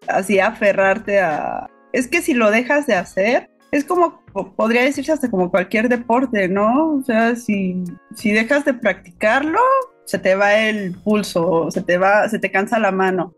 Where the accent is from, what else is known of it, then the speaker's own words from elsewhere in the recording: Pachuca, Hidalgo, Mexico; now in Mexico City, Mexico; yo soy originaria de Pachuca Hidalgo